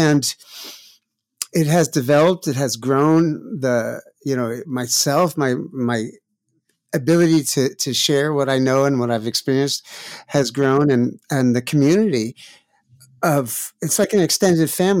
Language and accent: English; New York City, New York, United States; I grew up in New York City